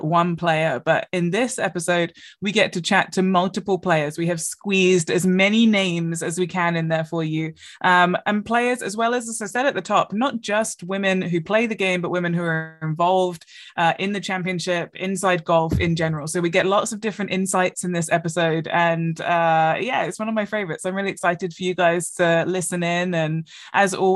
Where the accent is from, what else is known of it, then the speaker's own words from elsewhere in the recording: England, United Kingdom; growing up in England